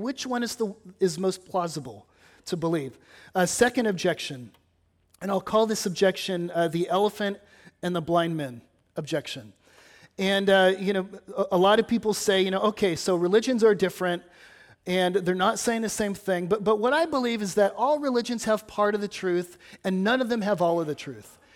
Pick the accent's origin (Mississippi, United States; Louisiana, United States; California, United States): California, United States; now in Batesville, United States; having grown up in California